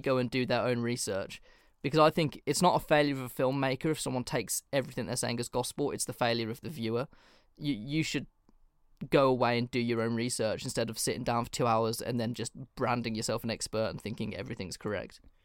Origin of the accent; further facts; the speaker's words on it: England, United Kingdom; I'm literally English